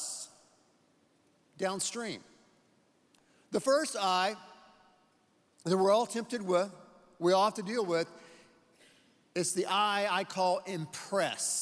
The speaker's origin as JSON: {"language": "English", "region": "Texas", "country": "United States", "said": "we're from Texas."}